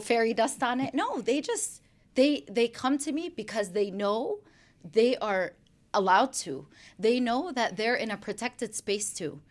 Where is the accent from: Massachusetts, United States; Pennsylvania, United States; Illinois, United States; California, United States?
Illinois, United States; Chicago; also born or lived in Brooklyn, New York; now in West Virginia, United States; I was born in Brooklyn, New York, and then I grew up in Chicago, Illinois